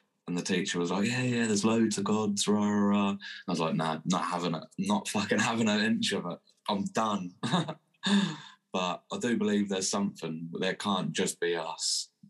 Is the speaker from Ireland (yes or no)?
yes; Ireland; also born or lived in England; My dad, I was born in England, but my dad moved to Ireland when I was 2.5.